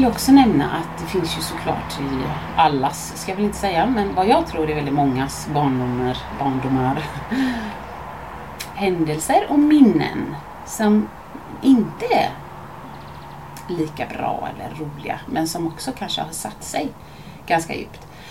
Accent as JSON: {"language": "Swedish", "town": "Mölndal", "region": "Västra Götaland", "country": "Sweden", "tie": "born or raised there", "said": "jag växte upp i Mölndal med min familj."}